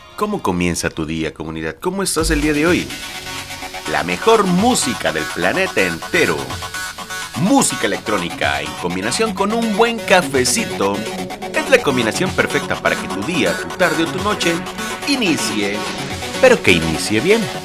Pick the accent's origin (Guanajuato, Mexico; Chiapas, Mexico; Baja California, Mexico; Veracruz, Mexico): Veracruz, Mexico; Lerdo de Tejada; Yo soy nacido en Ciudad Lerdo de Tejada, Veracruz